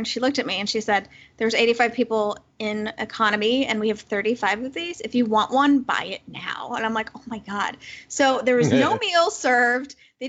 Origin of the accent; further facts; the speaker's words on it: Chicago, Illinois, United States; I was from Chicago. The flight was Chicago to direct to Hawaii.